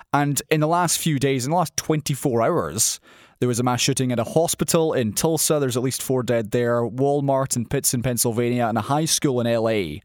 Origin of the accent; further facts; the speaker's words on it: Scotland, United Kingdom; a Scottish person